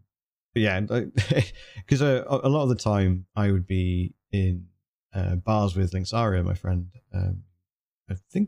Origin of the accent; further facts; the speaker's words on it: United Kingdom; now in California, United States; I'm British. I should be here until 6 in the morning.